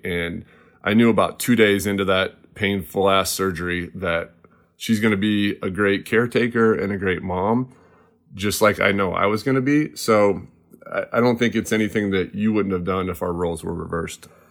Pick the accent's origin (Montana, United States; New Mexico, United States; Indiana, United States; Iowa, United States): Iowa, United States; Cedar Rapids; now in West Coast, United States; I am from Cedar Rapids, Iowa